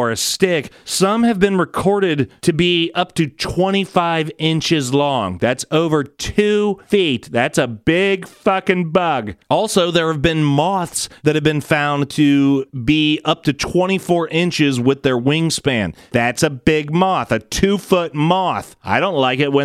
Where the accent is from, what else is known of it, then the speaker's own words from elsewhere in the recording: Columbus, Ohio, United States; my hometown of Columbus, Ohio